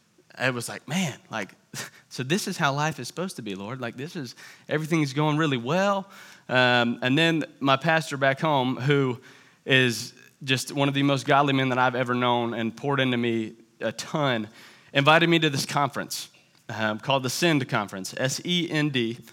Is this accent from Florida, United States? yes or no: yes; Tallahassee, Florida, United States; I am from Tallahassee, Florida. And if you hear a little bit of an accent, that's because Tallahassee is not like the rest of Florida